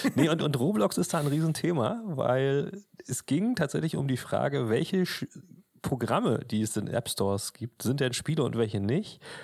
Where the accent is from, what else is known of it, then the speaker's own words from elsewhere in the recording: Germany; bei uns in Deutschland